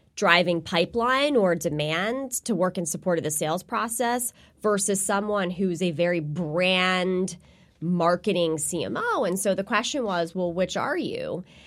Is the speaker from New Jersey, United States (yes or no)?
yes; New Jersey, United States; I am, uh, born and raised in New Jersey. I'm a Jersey girl